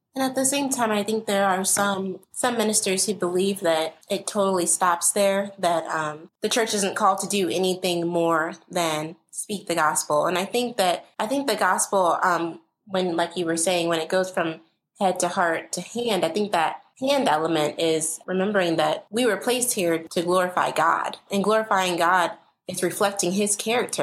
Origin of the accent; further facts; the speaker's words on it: St. Louis, Missouri, United States; I grew up here in St. Louis, primarily in Hazelwood